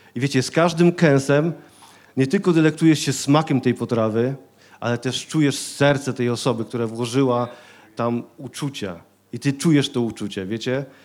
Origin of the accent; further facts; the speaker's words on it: Silesian Voivodeship, Poland; Ja ze Śląska jestem